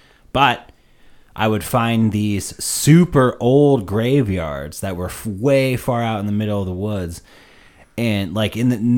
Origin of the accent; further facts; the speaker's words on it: Warner, New Hampshire, United States; I grew up in Warner, in the area of the Mink Hills